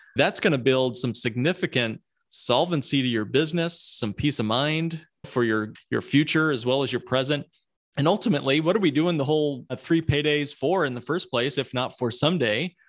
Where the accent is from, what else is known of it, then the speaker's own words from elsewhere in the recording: Midwest, United States; accent: Midwest; my Midwest accent